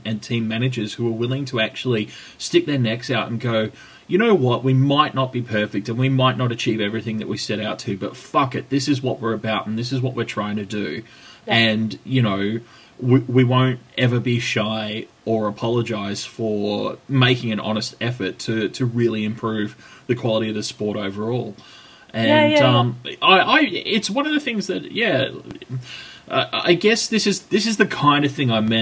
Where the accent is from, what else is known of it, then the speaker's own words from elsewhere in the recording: Australia; here in my home country